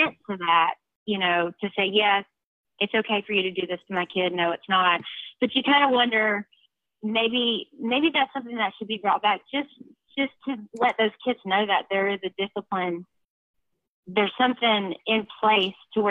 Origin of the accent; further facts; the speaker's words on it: Georgia, United States; now in Hope Mills, United States; I'm in North Carolina from Georgia, and a school from my hometown